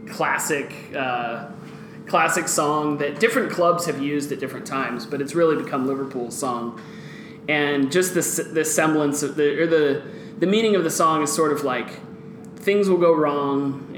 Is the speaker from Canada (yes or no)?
no; Guatemala; Well, I grew up in Guatemala, which is a soccer-crazed country